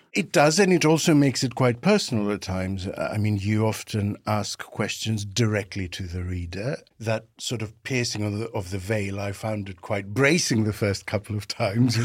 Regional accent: Greece; now in United Kingdom; in my home country, Greece, when I came over to the U K in nineteen ninety

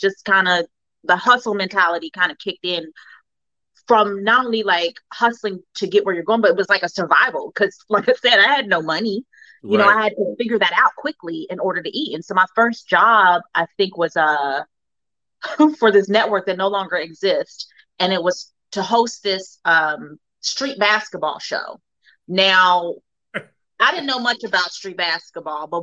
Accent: Cincinnati, Ohio, United States; moved away as an adult; now in Los Angeles, United States; growing up in Cincinnati

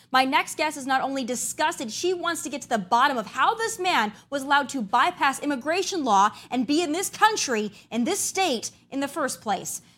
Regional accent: South Dakota, United States; I'm from South Dakota

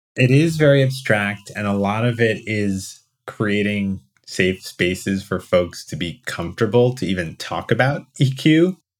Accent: New Jersey, United States; also born or lived in New York; I was born in New Jersey.

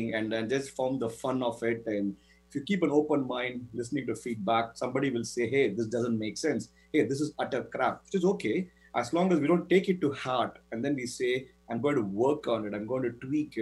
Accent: Chennai, Tamil Nadu, India; moved away as an adult; also born or lived in Florida, United States; now in United States; Chennai, my hometown in India

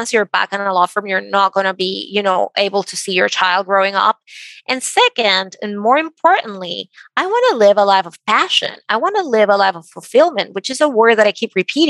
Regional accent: Venezuela; moved away as an adult; now in United States; I grew up in Venezuela and my parents were very conservative.

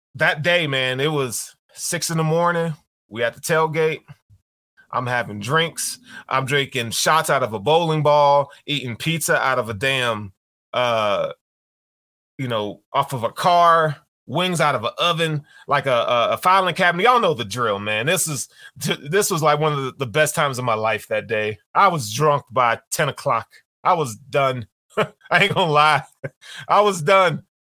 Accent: Tennessee, United States; I grew up in Tennessee

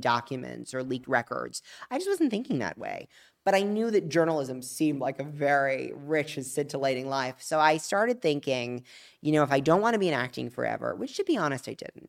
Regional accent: Palm Beach, Florida, United States; from South Florida, from Palm Beach, Florida

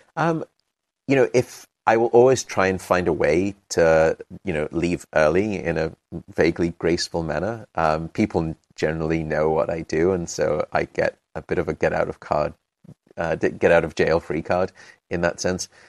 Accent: United Kingdom; also born or lived in London; I'm British

